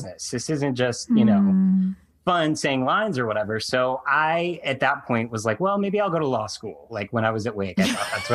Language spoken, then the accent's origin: English; North Carolina, United States; I grew up in North Carolina